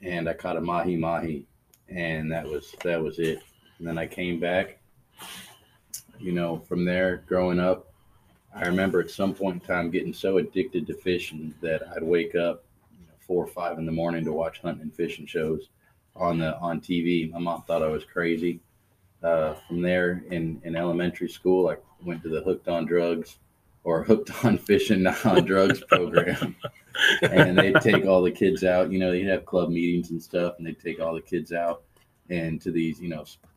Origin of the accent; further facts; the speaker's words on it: San Antonio, Texas, United States; native. Born and raised in San Antonio. Lived here all my life